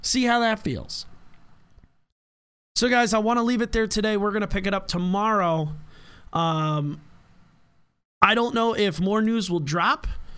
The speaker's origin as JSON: {"language": "English", "country": "United States", "said": "as an American"}